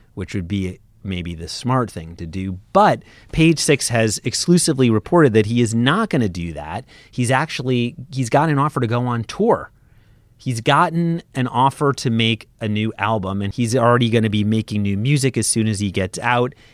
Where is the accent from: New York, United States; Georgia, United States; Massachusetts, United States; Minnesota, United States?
New York, United States; New York City; I'm from Brooklyn